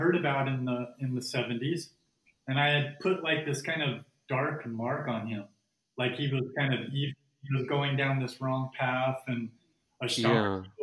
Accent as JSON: {"language": "English", "town": "Phoenix", "region": "Arizona", "country": "United States", "tie": "born or raised there", "said": "I was born in Phoenix, Arizona."}